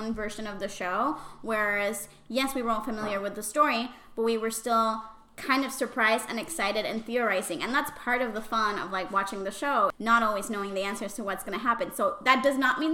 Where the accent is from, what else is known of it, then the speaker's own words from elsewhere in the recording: Puerto Rico; accent: Puerto Rican Spanish; first language Spanish; English is a second language; Puerto Rican Spanish is, I've heard from a lot of people, maybe the worst. but I'm very proud of it.